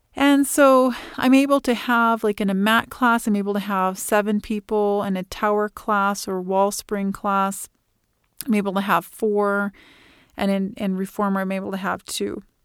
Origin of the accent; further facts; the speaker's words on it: Illinois, United States; moved away as an adult; now in Fort Collins, United States; I was born and raised in Illinois